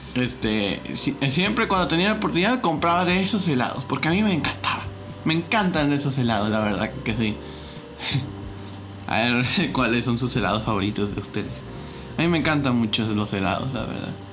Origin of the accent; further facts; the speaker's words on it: Reynosa, Tamaulipas, Mexico; era una academia de Tigres aquí en Reynosa.